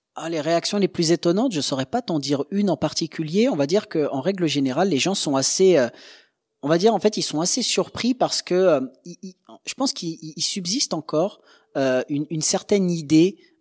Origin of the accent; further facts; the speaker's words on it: Angers, Pays de la Loire, France; on vient d'une petite ville d'Angers